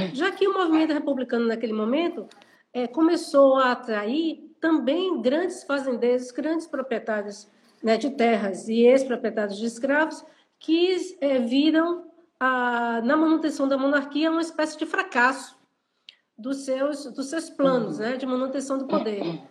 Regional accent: Salvador, Bahia, Brazil; eu nasci no Pé do Vaz, morei um bom tempo da minha vida na Liberdade, na área da Liberdade

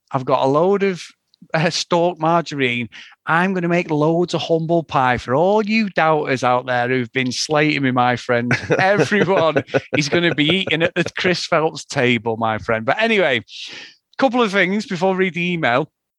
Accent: Aberdeen, Scotland, United Kingdom; I'm from Aberdeen, but my dad is a Manx

